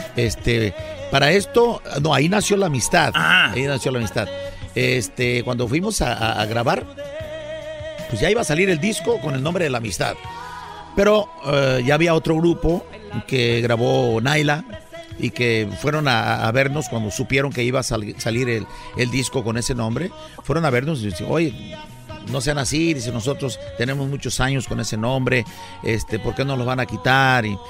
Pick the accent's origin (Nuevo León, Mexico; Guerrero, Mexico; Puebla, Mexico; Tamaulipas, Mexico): Guerrero, Mexico; San Luis de la Loma; moved away; also born or lived in Acapulco; somos de, en lo particular, somos un servidor y mi hijo, bueno, yo lo registré ahí, pero nació en Acapulco, eh, un pueblo que se llama San Luis, de la Loma, del estado de Guerrero, en la Costa Grande